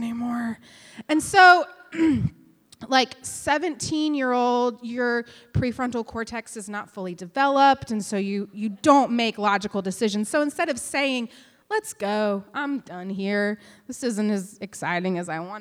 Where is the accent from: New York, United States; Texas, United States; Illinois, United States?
Texas, United States; West; I grew up in West Texas